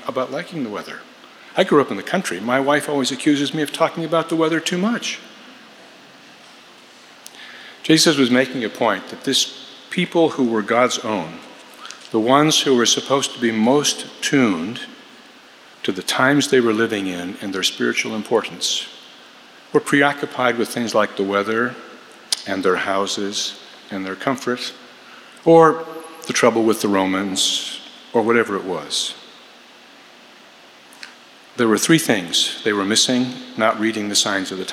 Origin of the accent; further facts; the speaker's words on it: Midwest, United States; accent: American; moved away; I grew up at the beginning of the plains of Western America